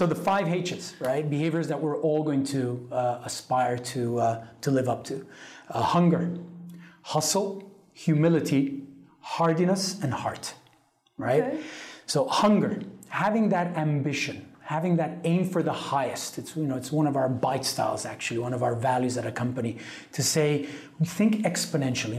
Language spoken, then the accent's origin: English; Italy; I grew up in Italy